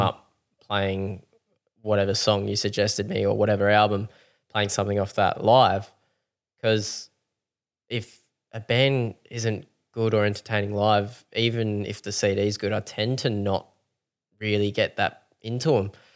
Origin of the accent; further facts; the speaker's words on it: Mount Gambier, South Australia, Australia; growing up in Mount Gambier